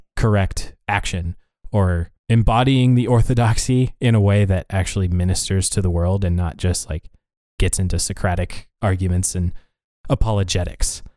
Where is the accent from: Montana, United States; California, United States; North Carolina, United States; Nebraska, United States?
Montana, United States; we grew up in Montana